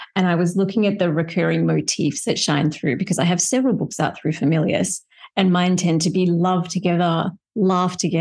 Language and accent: English; Australia; moved away as an adult; also born or lived in California; now in Eastern Tennessee, United States; I am Australian born. I was raised there, went to university there